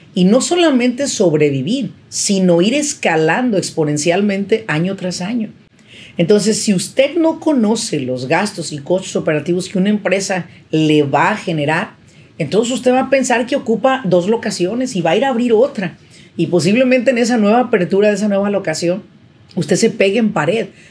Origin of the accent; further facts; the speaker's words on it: Mexico; now in Irvine, United States; yo soy mexicana